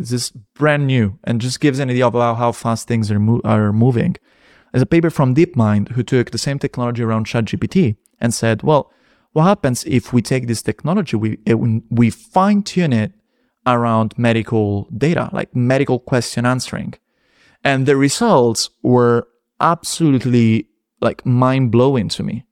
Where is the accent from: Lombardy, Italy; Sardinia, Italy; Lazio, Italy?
Lazio, Italy; Rome; moved away; I'm from Rome